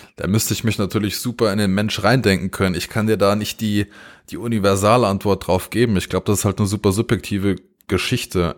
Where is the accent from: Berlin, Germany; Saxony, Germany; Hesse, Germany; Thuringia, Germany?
Hesse, Germany; Pohlheim; ich bin äh, in der Nähe von Gießen äh, aufgewachsen